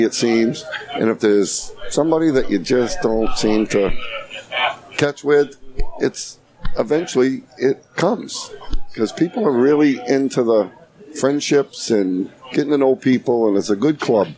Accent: Haverhill, Massachusetts, United States; moved away as an adult; also born or lived in Manchester, New Hampshire; now in Daytona, United States; I grew up in Haverhill all my life

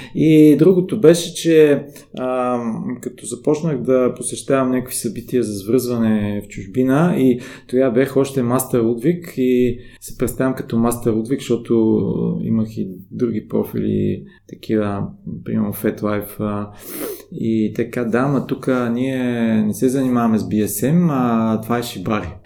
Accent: Bulgaria; аз съм от България

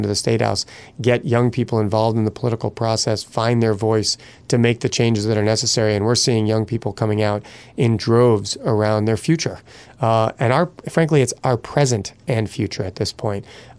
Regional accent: Massachusetts, United States; now in Vermont, United States; I grew up outside of Boston. I ultimately moved to Vermont to go to the University of Vermont.

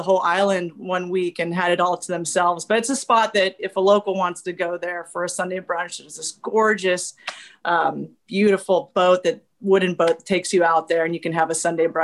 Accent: Armstrong Woods, Sonoma County, Northern California, United States; moved away; I grew up in Armstrong Woods also

